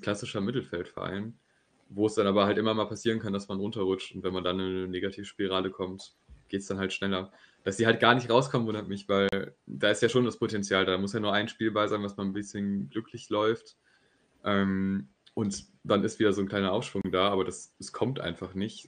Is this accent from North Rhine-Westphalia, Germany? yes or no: yes; near Düsseldorf, North Rhine-Westphalia, Germany; ich komme aus der Nähe von Düsseldorf